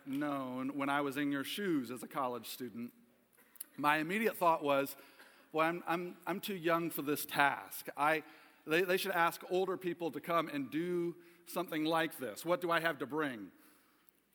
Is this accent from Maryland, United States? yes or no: no; Ohio, United States; moved away as an adult; also born or lived in Kalamazoo, Michigan; I was born in 1974 in Kalamazoo, Michigan. My father was pastoring a small little church in Plainwell, Michigan at the time. And at 6 months of age for me, my father received a call to pastor a small church in Ohio. And I grew up in what many called a Mayberry-like town